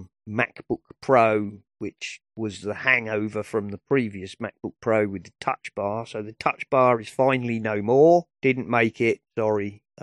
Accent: United Kingdom; And I'm British.

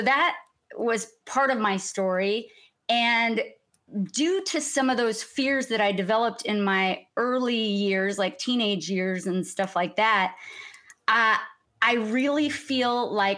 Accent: Sacramento, California, United States; also born or lived in Mexico City, Mexico; I was raised in Mexico City, born in Sacramento, California, and then moved to Mexico City when I was 8 years old

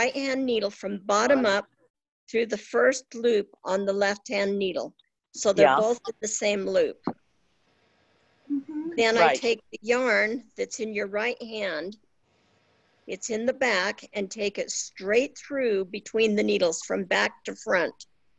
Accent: Salt Lake City, Utah, United States; from Salt Lake City, Utah.

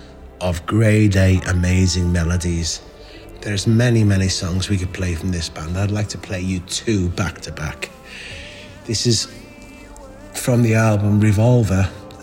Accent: Liverpool, North West England, United Kingdom; Everybody knows we're from Liverpool

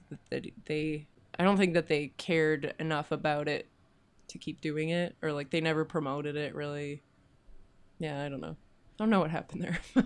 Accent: Kamloops, British Columbia, Canada; now in Vancouver, Canada; I'm from Kamloops originally.

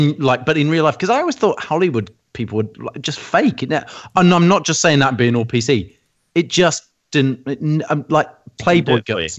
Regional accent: England, United Kingdom; I was English. I'm English.

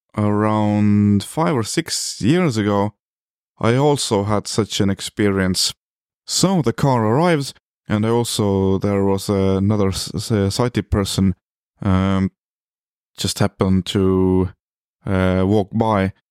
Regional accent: Estonia; I come from Estonia, which is a small country located in the North Europe

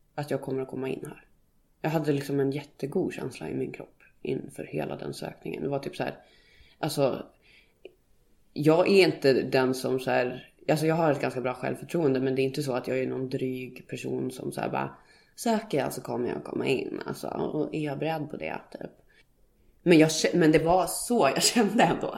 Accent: Skärplinge, Uppsala County, Sweden; moved away as an adult; jag är uppväxt i Skärplinge mm. som är ett litet samhälle som ligger fyra och en halv mil söder om Gävle.

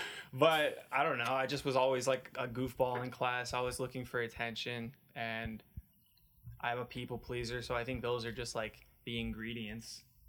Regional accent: Canada; born there; But they're in Canada, so I was born in Canada. All the Arab side, the Lebanese side is in Canada, and the black side is in the United States.

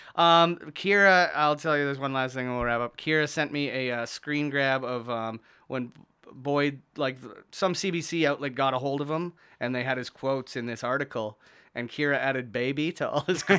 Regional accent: St. Catharines, Ontario, Canada; I was born at in Saint Catharines

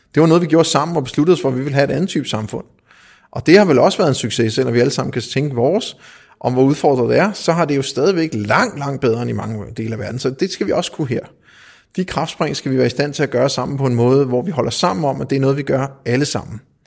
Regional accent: Denmark; Som dansker

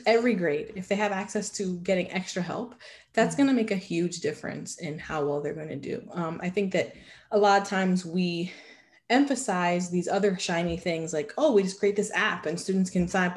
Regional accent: New York City, New York, United States; if I grew up in New York City

